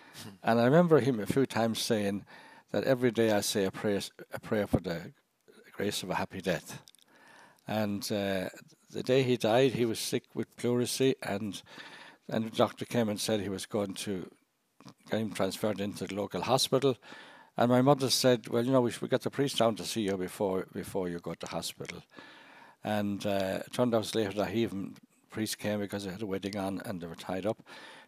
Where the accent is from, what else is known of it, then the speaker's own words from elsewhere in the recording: Cashel, Munster, Ireland; moved away as an adult; also born or lived in Grenada / South Africa / Scotland / Dublin; Yeah, I was born in County Tipperary. I grew up on a farm